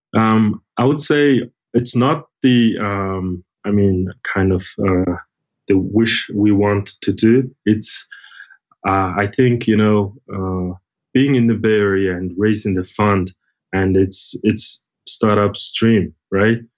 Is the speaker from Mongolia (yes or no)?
yes; Mongolia; I'm originally from Mongolia